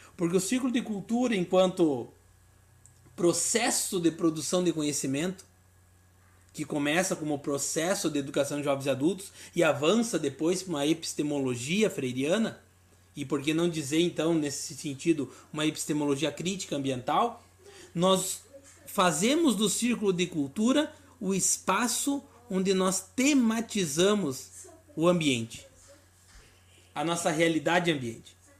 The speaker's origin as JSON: {"language": "Portuguese", "region": "Rio Grande do Sul", "country": "Brazil", "also_born_or_lived": "Paraná / São Paulo", "moved": "yes", "lives_now": "Santa Catarina, Brazil", "said": "capital do meu estado do Rio Grande do Sul, sou gaúcho, mas moro em Santa Catarina"}